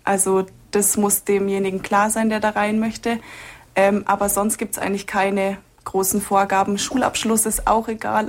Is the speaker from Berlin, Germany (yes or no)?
no; Altenstadt, Bavaria, Germany; moved away as an adult; now in Munich, Germany; Ich komme gebürtig aus Altenstadt bei Schongau, also eine Stunde südlich von Augsburg